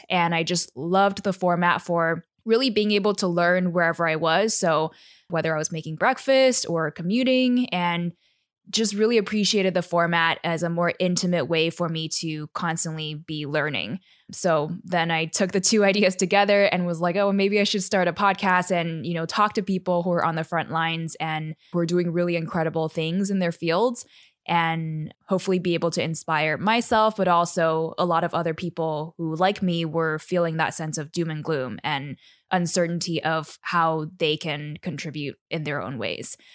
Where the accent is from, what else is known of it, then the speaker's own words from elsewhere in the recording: Taiwan; I'm a third culture kid. So, I was born and raised in Taiwan. And growing up in a city, I didn't really have access to the great outdoors